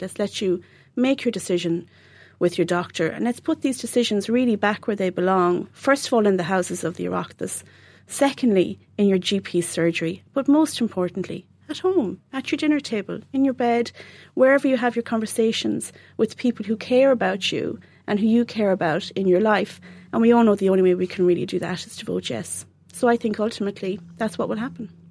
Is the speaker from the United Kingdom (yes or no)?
no; Dundrum, Munster, Ireland; I'm from Dundrum, County Tipperary